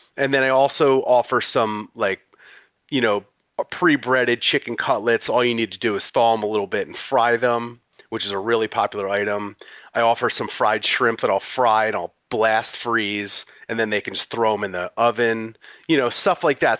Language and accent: English; West Chester, Pennsylvania, United States; moved away as an adult; also born or lived in San Francisco, California; I'm originally from Westchester, Pennsylvania